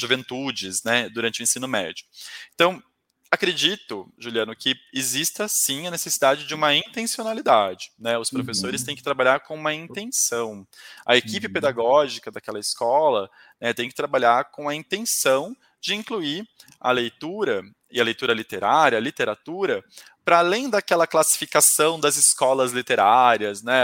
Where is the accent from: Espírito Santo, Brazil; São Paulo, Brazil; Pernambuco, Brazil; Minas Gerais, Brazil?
São Paulo, Brazil; Taubaté; eu sou do interior de São Paulo, eu sou de Taubaté